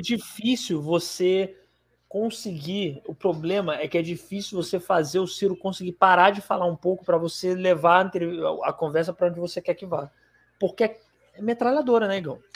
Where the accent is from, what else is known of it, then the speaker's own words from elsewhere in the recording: Fortaleza, Ceará, Brazil; lá na minha cidade